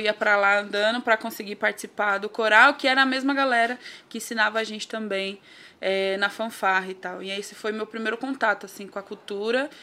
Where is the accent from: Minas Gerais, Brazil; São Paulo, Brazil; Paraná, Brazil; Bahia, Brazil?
São Paulo, Brazil; Nascida e criada no Grajaú mais precisamente ali no Mutirão, perto do Jardim Lucélia